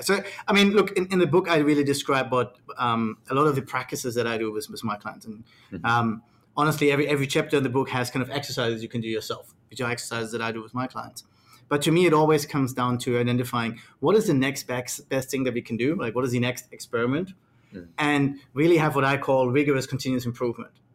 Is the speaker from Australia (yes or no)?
yes; Australia; I'm from Australia, so I spend a lot of time with Australian clients